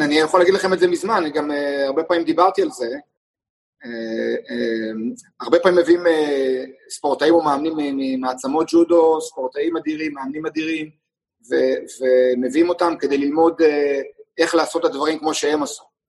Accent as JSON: {"language": "Hebrew", "country": "Israel", "tie": "born or raised there", "said": "גם אני וגם אורן סמדג'ה, גם נולדנו בישראל. גם גדלנו כספורטאים בישראל"}